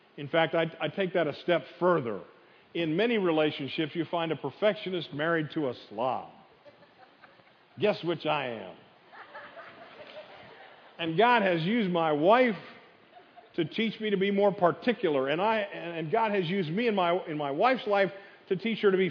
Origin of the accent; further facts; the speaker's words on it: the North, United States; moved away; I grew up in the North